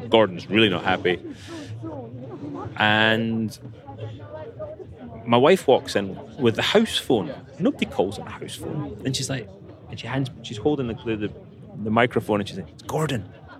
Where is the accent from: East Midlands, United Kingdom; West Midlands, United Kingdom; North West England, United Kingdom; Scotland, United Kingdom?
Scotland, United Kingdom; But being a Scotsman, I was like, "How much is it?"